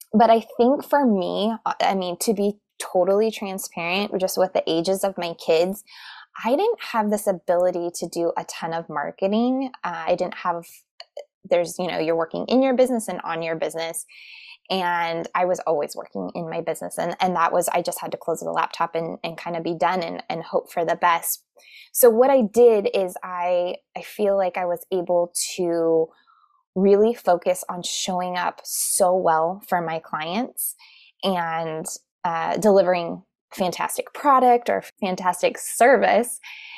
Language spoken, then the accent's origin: English; Tucson, Arizona, United States; now in Phoenix, United States; I am from originally from Tucson, Arizona, but I live in Phoenix now.